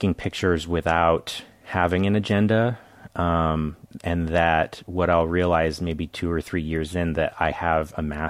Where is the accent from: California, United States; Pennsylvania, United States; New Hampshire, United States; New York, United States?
California, United States; Carmel Valley; Carmel Valley, California.